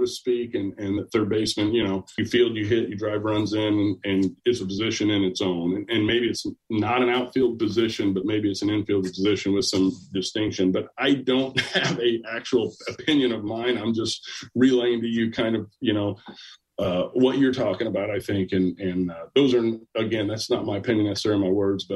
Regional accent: Jasper, Indiana, United States; I'm from Jasper, Indiana. I'm from Southern Indiana.

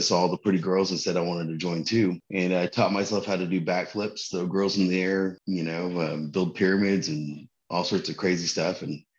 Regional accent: Texas, United States; also born or lived in Ellsworth, Maine; Most of my life I was living in Texas. I'm actually a military brat, you know, kind of standard Filipino family. Dad's in the Navy, mom's a nurse. I was born in Ellsworth, Maine.

